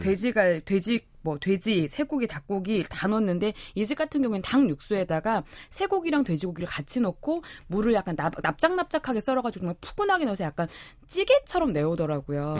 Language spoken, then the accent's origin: Korean; Jeolla, South Korea; now in Seoul, South Korea; 저의 고향 전라도